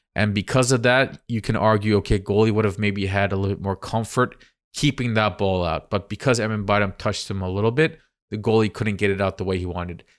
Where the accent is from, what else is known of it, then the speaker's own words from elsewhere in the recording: Giresun, Turkey; I am from Gerasund